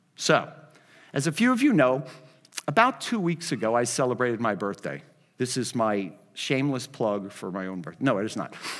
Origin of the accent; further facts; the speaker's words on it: Miami, Florida, United States; I'm from Miami